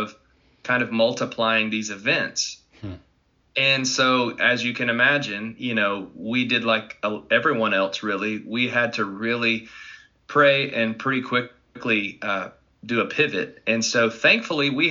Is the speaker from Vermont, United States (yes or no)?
no; Arkansas, United States; moved away as an adult; now in Dallas, United States; I'm originally from Arkansas and been there my whole life. I now reside in Dallas, Texas.